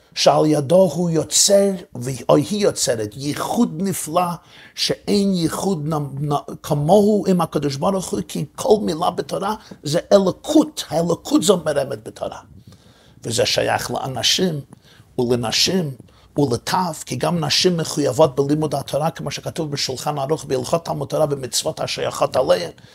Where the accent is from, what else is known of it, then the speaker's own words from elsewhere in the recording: New York City, New York, United States; בשכונה שבה גדלתי, בברוקלין